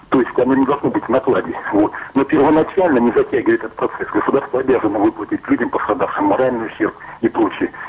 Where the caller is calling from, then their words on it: Volgograd, Volgograd Oblast, Russia; вот я звоню из Волгограда, да? Это тоже вот куча пострадавших был здесь, в городе Волгограде